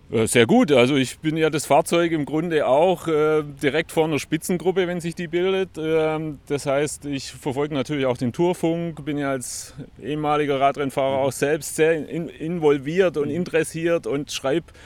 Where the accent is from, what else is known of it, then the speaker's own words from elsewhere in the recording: Stuttgart, Baden-Württemberg, Germany; Und ähm, ich komme aus Stuttgart, ähm, habe dort die Radweltmeisterschaft schon gemacht.